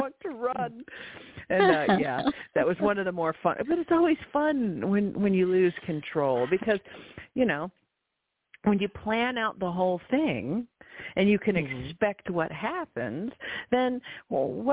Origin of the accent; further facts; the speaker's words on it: Georgia, United States; I am little girl from Georgia, but yet I sound like Sailor from Krasnoyarsk